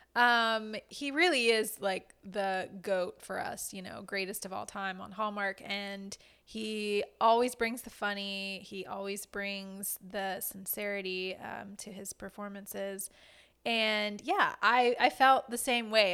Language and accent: English; South Louisiana, United States; I, myself, am Cajun. I'm from South Louisiana, um, near New Orleans